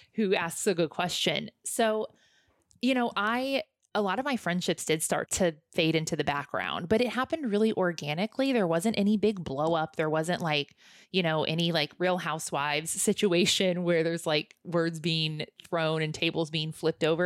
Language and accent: English; Midwest, United States; moved away; I grew up in the Midwest, so I grew up in the Bible Belt